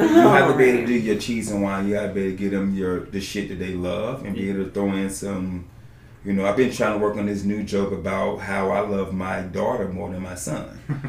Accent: the South, United States; I'm from the South, sorry.

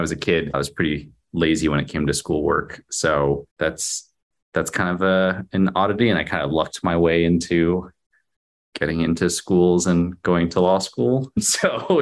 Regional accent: Garden Grove, California, United States; I grew up in a little city called Garden Grove

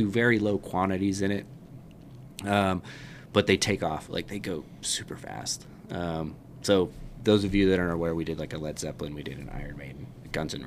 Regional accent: Utah, United States; growing up in Utah.

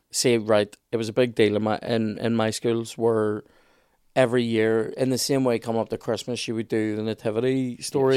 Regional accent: Belfast, Northern Ireland, United Kingdom; I'm from Black's Road

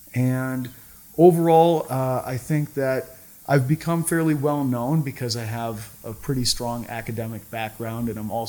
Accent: Cape Cod, Massachusetts, United States; I'm originally from Cape Cod, Massachusetts.

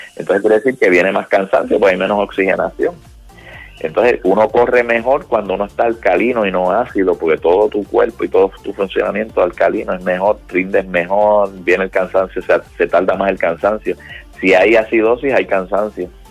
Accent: Puerto Rico; now in Florida, United States; somos boricuas

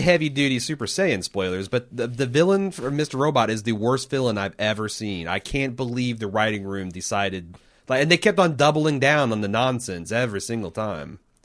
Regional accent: United States; I'm an American

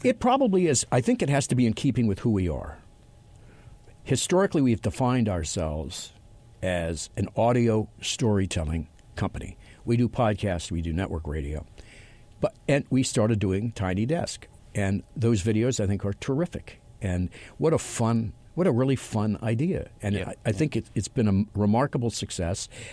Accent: Los Angeles, California, United States; my hometown of Los Angeles

